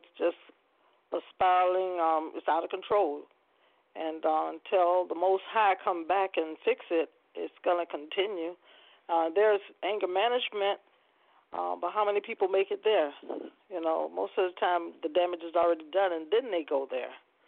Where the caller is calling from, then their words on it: Poinciana, Florida, United States; I'm calling from Ponciana, Florida.